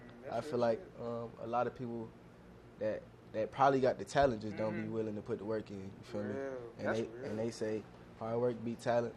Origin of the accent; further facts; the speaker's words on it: Cleveland, Ohio, United States; For me, I'm from Cleveland, the west side.